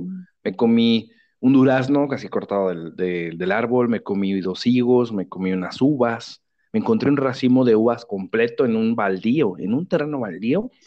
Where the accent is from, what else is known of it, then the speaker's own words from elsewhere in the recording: Mexico; now in Bulgaria; mexicano también. Ambos vivimos en Bulgaria